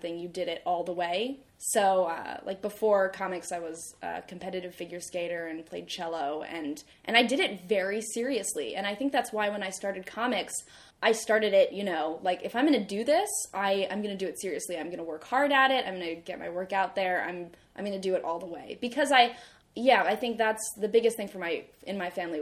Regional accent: Austin, Texas, United States; moved away as an adult; also born or lived in California / Montclair, New Jersey / Vermont; born in California. And then I lived in Montclair, New Jersey from age 1 to 10. And then we moved to Austin, Texas.

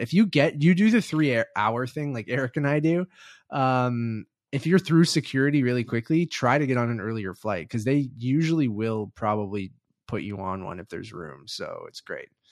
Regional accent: Canada; As a Canadian

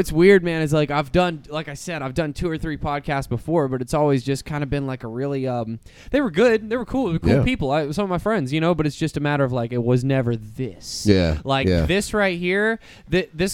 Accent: Florida, United States; also born or lived in Austin, Texas; I'm from Florida, home of Walt Disney World and Casey Anthony

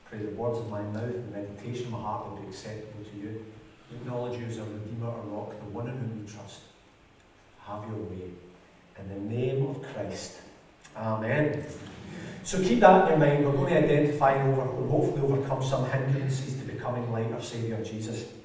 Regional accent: United Kingdom; because we come from Britain with the economics that it all is, we are rich

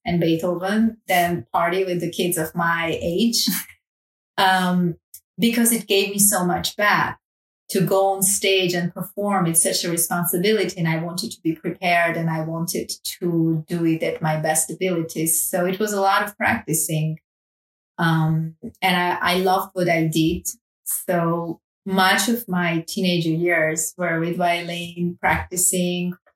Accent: Armenia; now in Paris, France; I grew up in Armenia

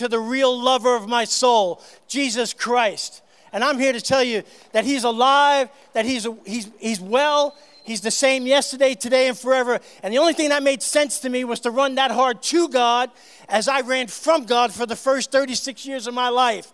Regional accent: New York City, New York, United States; I grew up in New York City

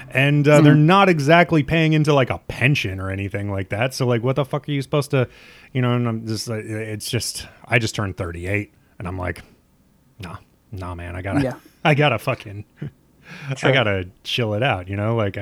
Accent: Nebraska, United States; also born or lived in Minnesota; now in New York, United States; I'm from the Midwest too. I'm from Nebraska, and I live in Minnesota for a while.

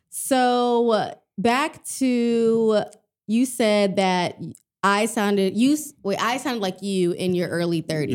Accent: Texas, United States; I'm, I'm from Texas

